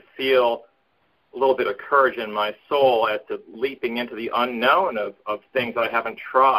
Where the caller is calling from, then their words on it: Portland, Oregon, United States; Hey, Jimmy … in Portland.